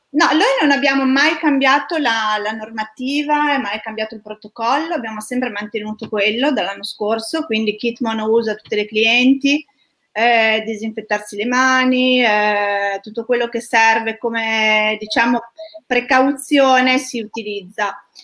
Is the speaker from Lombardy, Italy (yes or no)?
yes; Milan, Lombardy, Italy; io sono di Milano